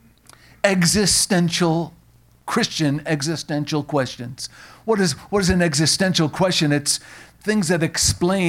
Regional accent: Long Island, New York, United States; moved away; also born or lived in Tennessee; I grew up on Long Island

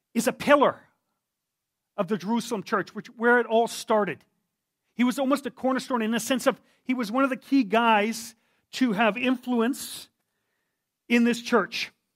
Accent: Yukon, Canada; I come from the Yukon. I was born there.

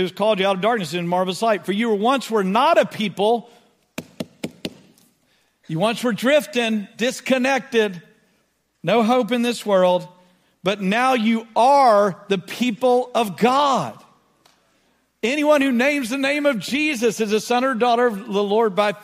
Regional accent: Beaumont, Texas, United States; growing up in Southeast Texas or in Beaumont

